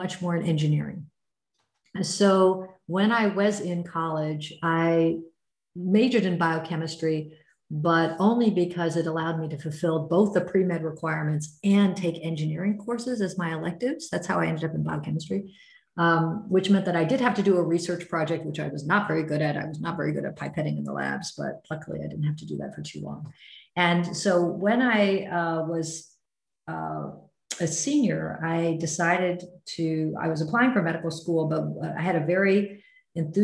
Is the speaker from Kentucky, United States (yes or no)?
no; Norman, Oklahoma, United States; I grew up in Norman, Oklahoma, went to a public high school